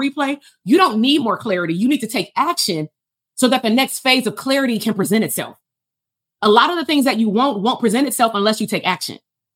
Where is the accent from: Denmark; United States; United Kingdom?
United States; Compton, California; I'm from Compton